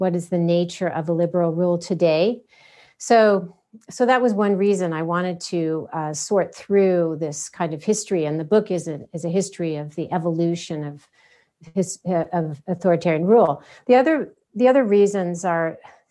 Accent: United States; as an American

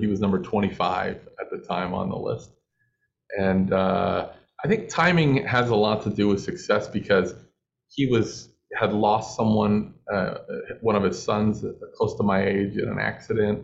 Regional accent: Los Angeles, California, United States; I'm from Los Angeles

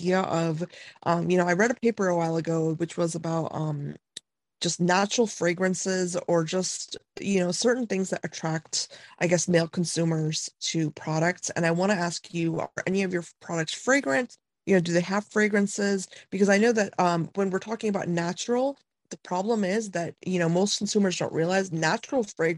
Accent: India; moved away; I'm from India

